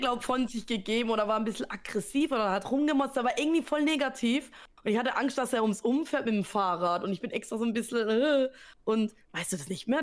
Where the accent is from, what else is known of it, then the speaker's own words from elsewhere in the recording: Southern Germany, Germany; ich komme aus Süddeutschland